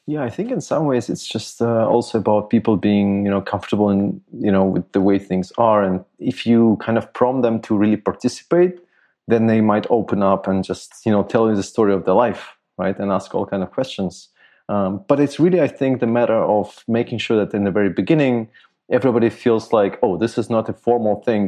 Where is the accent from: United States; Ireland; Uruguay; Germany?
Germany; I grew up in Germany